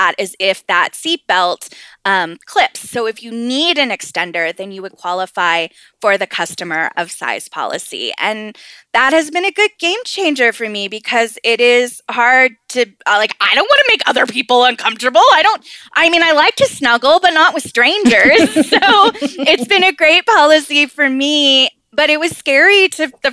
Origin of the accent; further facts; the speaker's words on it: Southern California, United States; And I grew up in Southern California